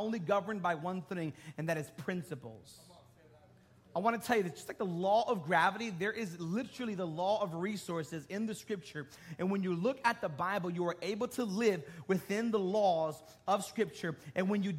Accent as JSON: {"language": "English", "town": "Bridgeport", "region": "Connecticut", "country": "United States", "said": "I'm from Bridgeport"}